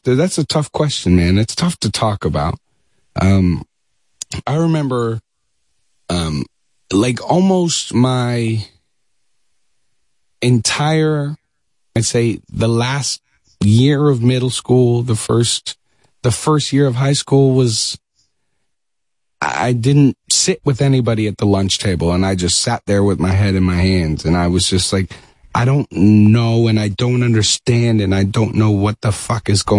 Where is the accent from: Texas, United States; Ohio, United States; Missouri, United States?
Texas, United States; Dallas; moved away as an adult; also born or lived in New York; now in Los Angeles, United States; we moved from New York to Dallas, Texas when I was a kid